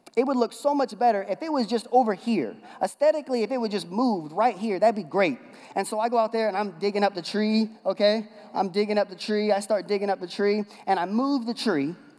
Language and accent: English; West Coast, United States; now in Bible Belt, United States; I'm from the West Coast